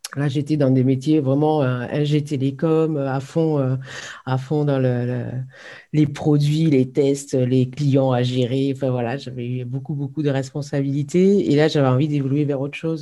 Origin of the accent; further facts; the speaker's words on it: Hérault, Occitania, France; moved away; also born or lived in Nantes / Lille / Ain; je suis revenue dans ma région d'origine, hein, puisque je, suis, je suis originaire de l'Hérault.